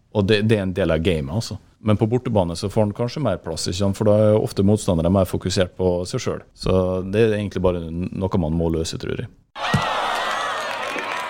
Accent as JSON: {"language": "Norwegian", "town": "Molde", "region": "Møre og Romsdal", "country": "Norway", "tie": "born or raised there", "also_born_or_lived": "England"}